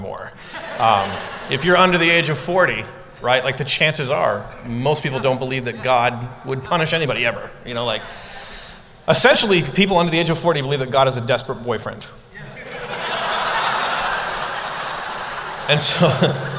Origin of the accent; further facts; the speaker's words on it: Ontario, Canada; moved away; also born or lived in Portland, Oregon / New York City; I'm from Canada, from Ontario